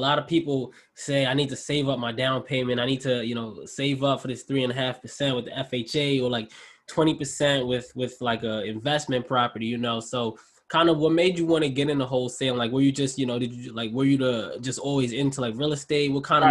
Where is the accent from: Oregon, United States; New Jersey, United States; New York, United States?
New York, United States; New York City; I'm from Jamaica, Queens originally.